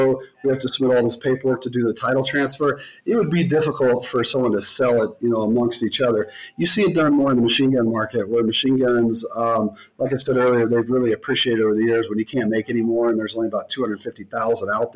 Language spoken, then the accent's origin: English; the South, United States; I grew up in the South